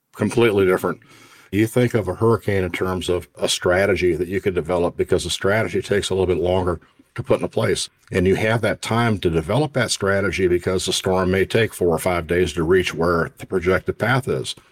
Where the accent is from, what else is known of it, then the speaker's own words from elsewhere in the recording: Indiana, United States; I grew up in the Midwest and remember tornadoes quite well and, and the annual tornadic activity we would have in Indiana